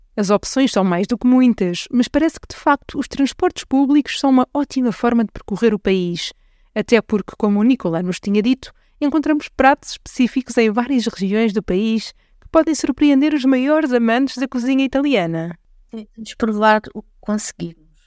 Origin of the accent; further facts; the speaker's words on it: Portugal; Nós, quando dizemos que somos portugueses